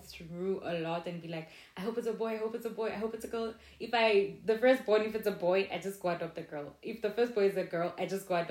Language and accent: English; South Africa; We're South African.